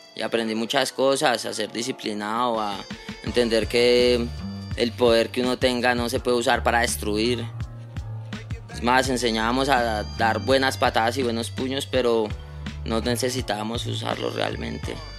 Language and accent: Spanish; Bogotá, Colombia; Nosotros nos crecimos ahí en Bosa